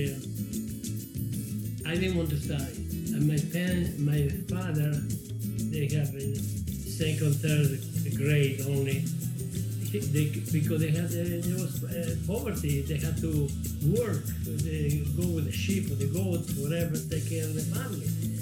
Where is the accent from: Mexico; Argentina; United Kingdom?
Argentina; English is a second language; moved away as an adult; also born or lived in Scauri, Lazio, Italy; now in United States; in 1948, when my mother and my brother, we went to Argentina